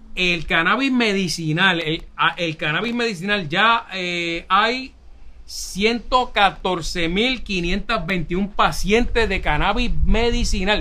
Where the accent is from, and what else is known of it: Puerto Rico